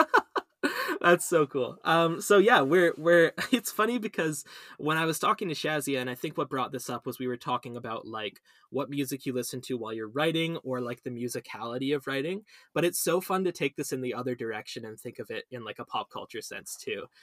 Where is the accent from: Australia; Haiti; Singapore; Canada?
Canada; Vancouver, British Columbia; moved away as an adult; also born or lived in Ontario; I was born here and I lived here for most of my life, but I did my undergrad, at Western.